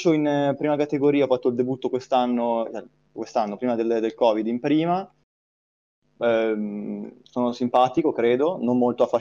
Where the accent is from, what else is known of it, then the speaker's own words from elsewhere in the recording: Novara, Piedmont, Italy; Eh, sono di Novara, studio a due anni management dell'informazione e comunicazione aziendale a Torino